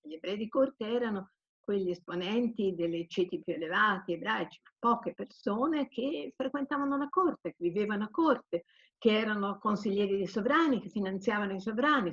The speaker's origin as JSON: {"language": "Italian", "town": "Turin", "region": "Piedmont", "country": "Italy", "moved": "yes", "said": "io sono torinese quindi ogni tanto rifrequento il mio mondo torinese"}